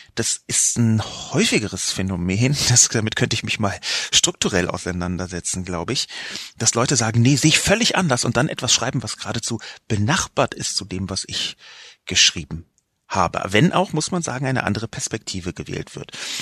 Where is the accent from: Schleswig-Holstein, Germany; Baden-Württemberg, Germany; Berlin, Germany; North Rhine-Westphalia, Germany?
Berlin, Germany; Ich bin aus West-Berlin, in West-Berlin geboren, in West-Berlin auch aufgewachsen